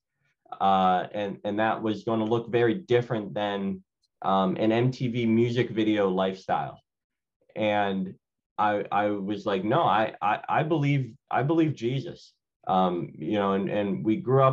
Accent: Philadelphia, Pennsylvania, United States; I'm born and raised in Philadelphia.

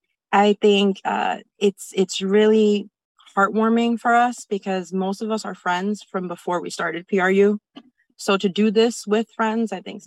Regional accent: New Haven, Connecticut, United States; We're all leaders here in New Haven. We're all from New Haven

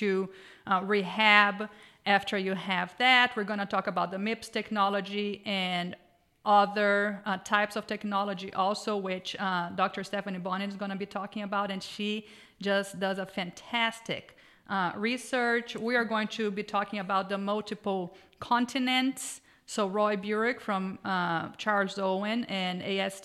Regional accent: Brazil; moved away; I grew up riding horses in Brazil, working cattle with, ranch horses all my life.

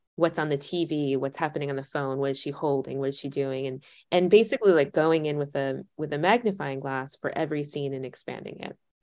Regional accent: United States

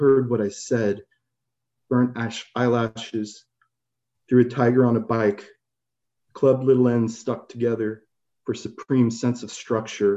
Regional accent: Santa Rosa, California, United States; now in Brooklyn, United States; I grew up in Santa Rosa, California, going to City Lights since I was a child

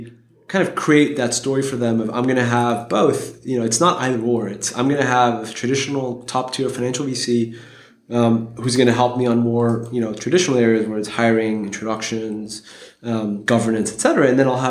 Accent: Geneva, Switzerland; I'm originally from Geneva, and so I've kind of been surrounded by You know, Geneva is an incredibly international city with the UN there, et cetera.

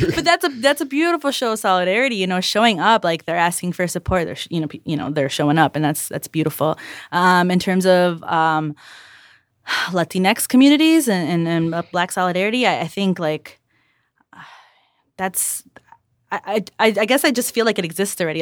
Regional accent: Chicago, Illinois, United States; also born or lived in Calumet City; I grew up in South Chicago, um, and the east side, which is not the lake

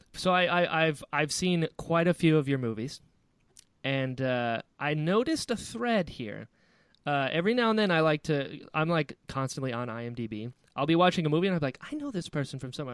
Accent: Florida, United States; I grew up in Florida. I'm in Florida now

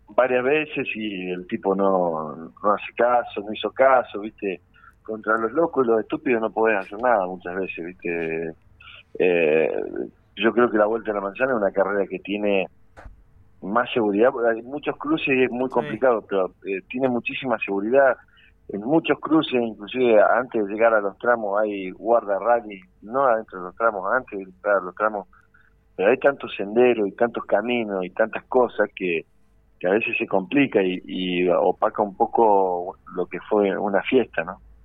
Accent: Neuquén, Argentina; en mi tierra

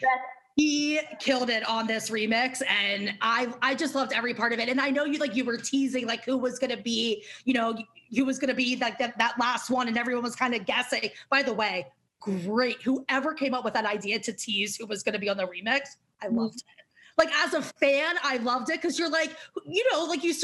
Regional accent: Maryland, United States; also born or lived in New York; now in Los Angeles, United States; I'm from Maryland

